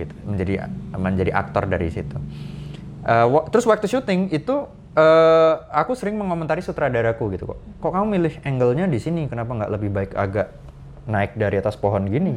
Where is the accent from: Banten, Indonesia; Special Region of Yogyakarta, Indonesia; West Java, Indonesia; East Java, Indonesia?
Special Region of Yogyakarta, Indonesia; Yogyakarta; now in Jakarta, Indonesia; aku tumbuh besar di Jogja itu di Pantai Parangtritis